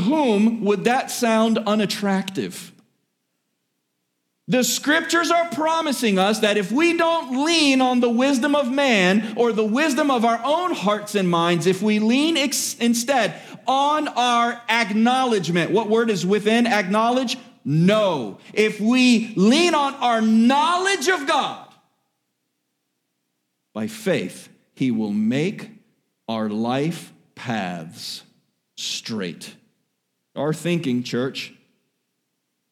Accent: Miami, Florida, United States; born and raised in Miami

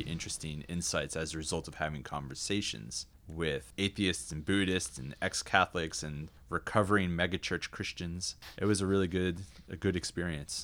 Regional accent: New Jersey, United States; I was raised in South Jersey, down by the beach

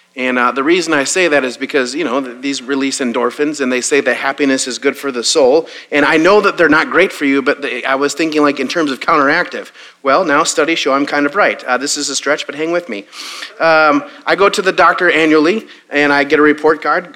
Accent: Wisconsin, United States; now in Waco, United States; I grew up in Wisconsin.

